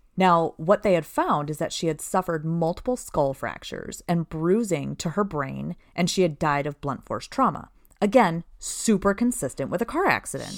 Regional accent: Princeton, Minnesota, United States; I grew up in Princeton, Minnesota

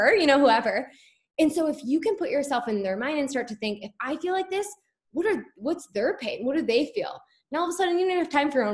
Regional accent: Rochester, Michigan, United States; I'm from Rochester, but went to Avondale.

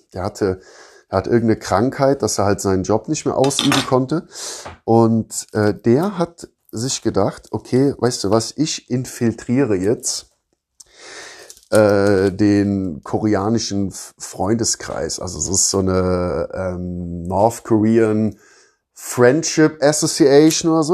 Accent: Rhineland, Germany; now in Southern Germany, Germany; da, wo ich aus dem Rheinland, also da, wo ich herkomme, also im Rheinland

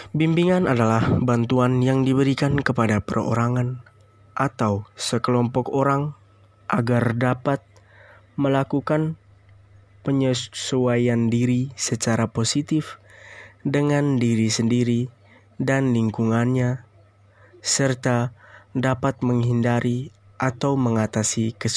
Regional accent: East Nusa Tenggara, Indonesia; now in Kupang, Indonesia; Saya berasal dari Flores, Nusa Tenggara Timur, bertepat di ND. Sekarang saya berstatus sebagai mahasiswa semester 3 di Universitas Nusa Cendana Kupang.

